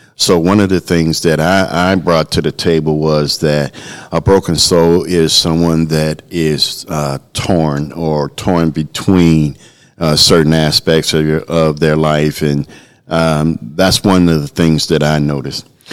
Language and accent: English; Chicago, Illinois, United States; I'm from the Chicagoland area